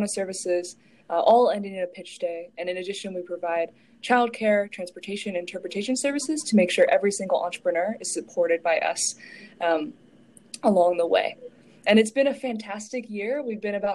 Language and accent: English; Lexington, Kentucky, United States; moved away as an adult; now in New Haven, United States; We're both originally from Kentucky. I'm from Lexington